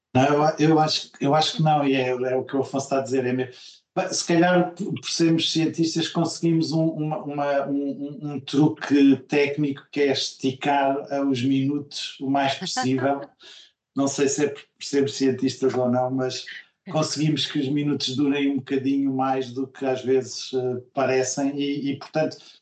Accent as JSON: {"language": "Portuguese", "town": "Coimbra", "region": "Centro", "country": "Portugal", "tie": "born or raised there", "moved": "yes", "said": "eu sou de Coimbra originariamente, embora não tenha vivido lá boa parte da minha vida, mas eh, nasci lá. Uh, e depois vivi lá durante anos importantes, não é? da adolescência e, e universidade"}